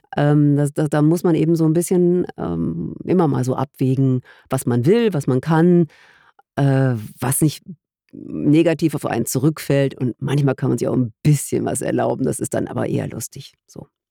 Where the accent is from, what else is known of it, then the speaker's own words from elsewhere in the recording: Germany; als Deutsche